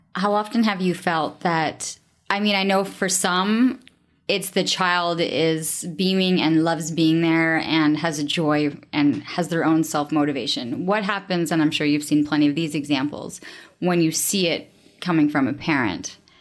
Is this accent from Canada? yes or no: yes; Canada; I'm Canadian